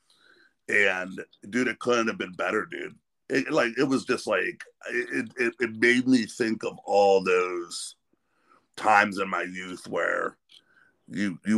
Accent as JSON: {"language": "English", "town": "Sharon", "region": "Pennsylvania", "country": "United States", "tie": "born or raised there", "also_born_or_lived": "Pittsburgh, Pennsylvania", "said": "I was born and raised in Sharon, close to the Youngstown scene, and also lived in Pittsburgh for a while"}